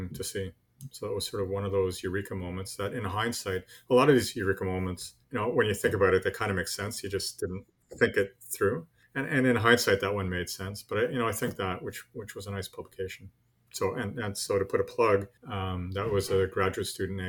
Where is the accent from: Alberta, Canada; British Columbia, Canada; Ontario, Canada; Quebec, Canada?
Quebec, Canada; Montreal; moved away as an adult; also born or lived in Newfoundland; I grew up in Montreal, you know, big city, far from the ocean.